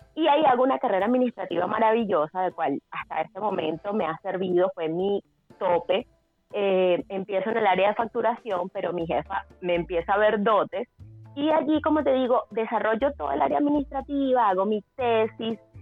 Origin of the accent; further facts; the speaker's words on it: Guatire, Miranda, Venezuela; moved away as an adult; also born or lived in Caracas / Guarenas; now in Chile; soy venezolana, em, nací en Caracas, pero eh, me crié en, la zona del estado Miranda, entre Guarenas y Guatire.